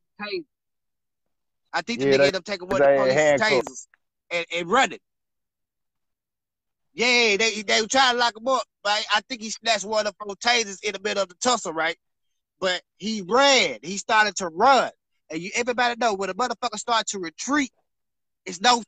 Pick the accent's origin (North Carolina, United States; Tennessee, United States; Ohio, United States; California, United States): Tennessee, United States; Memphis; I'm from Memphis